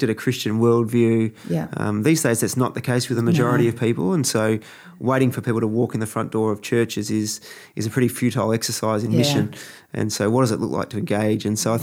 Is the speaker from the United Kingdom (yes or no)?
no; Melbourne, Victoria, Australia; I'm just from the Bogan, southeast of Melbourne.